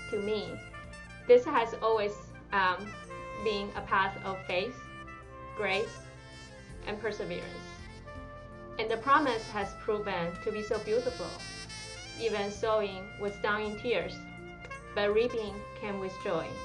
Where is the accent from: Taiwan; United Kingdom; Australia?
Taiwan; English is a second language; moved away as an adult; now in United States; I'm originally from Taiwan, a very small but beautiful island close to China.